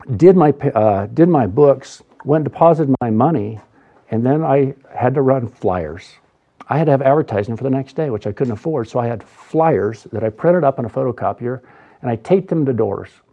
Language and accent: English; Boise, Idaho, United States; I was raised in Boise